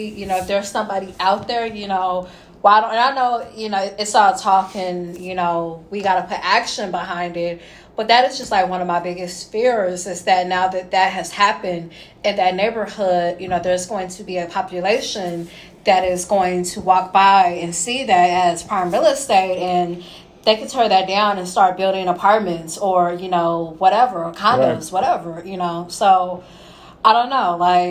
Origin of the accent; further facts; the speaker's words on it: Indianapolis, Indiana, United States; I'm from Indy.